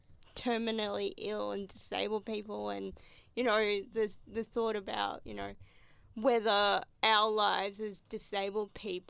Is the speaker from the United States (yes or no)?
yes; Hawaii, United States; but I'm a Hawaiian girl, so I love my pineapple on my pizza.